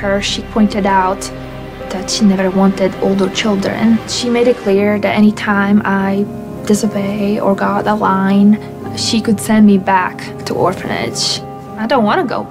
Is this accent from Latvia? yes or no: yes; Latvia; moved away; I'm from Latvia